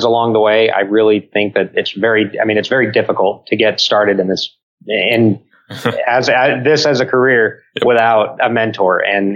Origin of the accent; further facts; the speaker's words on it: El Paso, Texas, United States; moved away; in El Paso for a wedding in my hometown